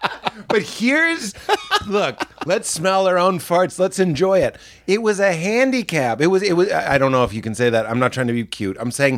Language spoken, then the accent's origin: English; Boston, Massachusetts, United States; I'm so kind of like PTSD'd from growing up in Boston